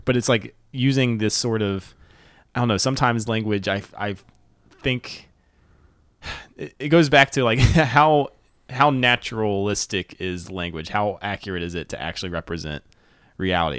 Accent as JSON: {"language": "English", "region": "North Carolina", "country": "United States", "said": "I'm from North Carolina."}